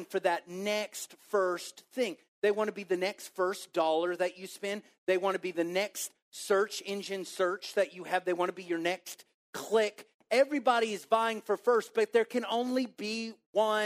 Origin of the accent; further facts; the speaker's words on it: Waco, Texas, United States; now in Plano, United States; I'm from Waco